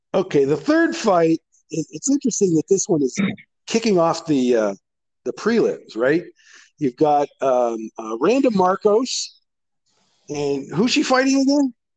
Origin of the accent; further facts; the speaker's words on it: Canada; I'm Canadian